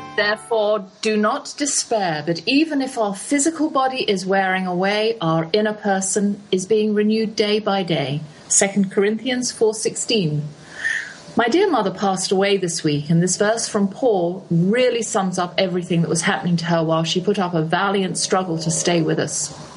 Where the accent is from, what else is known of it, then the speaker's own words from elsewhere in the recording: England, United Kingdom; moved away as an adult; also born or lived in Texas; I'm English